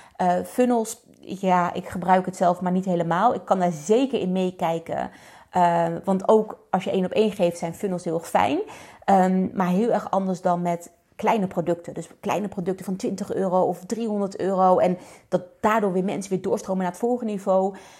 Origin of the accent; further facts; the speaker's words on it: Netherlands; we zijn toch Nederlanders